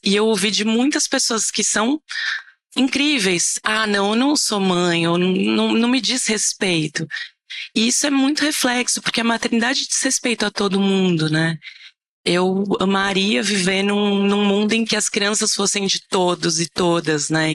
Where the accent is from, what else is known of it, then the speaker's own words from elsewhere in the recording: São Paulo, Brazil; eu sou de São Paulo